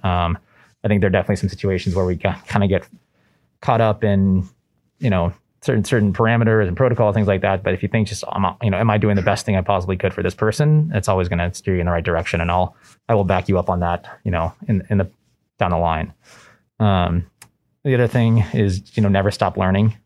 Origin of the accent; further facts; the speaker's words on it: Southern California, United States; moved away as an adult; also born or lived in Boston; I grew up in Southern California, uh, spent most of my life out there